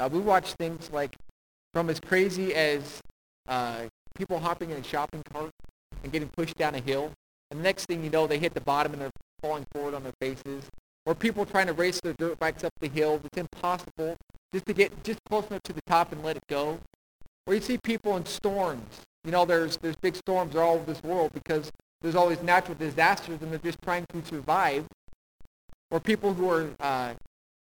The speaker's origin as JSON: {"language": "English", "country": "United States", "tie": "born or raised there", "said": "I was born in America"}